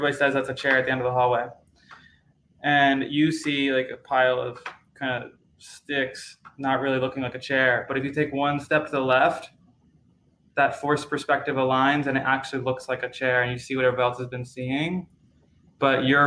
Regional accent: Maryland, United States; I grew up in the United States, in Maryland

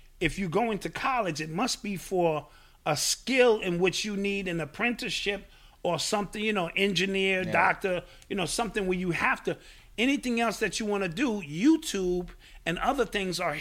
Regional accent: New York City, New York, United States; as a kid, you know, I'm from Cedar, a walking distance from Cedar Park

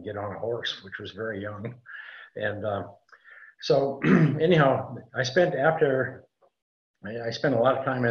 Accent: Montana, United States; moved away; also born or lived in California / Tucson, Arizona / Sedona, Arizona; I grew up in Montana and in kind of a rural area

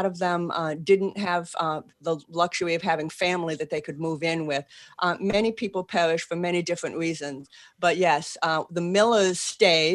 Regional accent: Boston, Massachusetts, United States; accent: Boston; moved away as an adult; now in New Orleans, United States; I still have a Boston accent

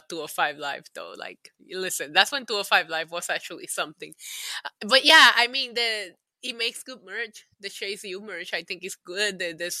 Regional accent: Puerto Rico; I grew up in Puerto Rico.

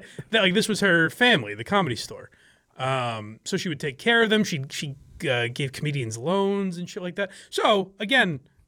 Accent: Wisconsin, United States; accent: Midwestern; I'm from Wisconsin. I guess is the idea of it is that it's like a Midwestern accent.

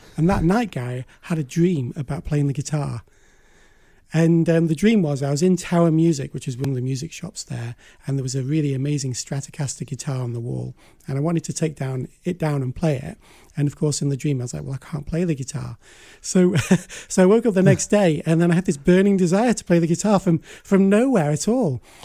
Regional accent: Blackpool, North West England, United Kingdom; Blackpool, my hometown

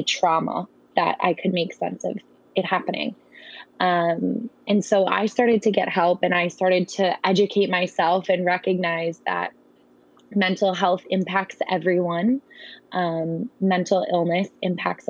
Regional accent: Wisconsin, United States; I'm from Wisconsin

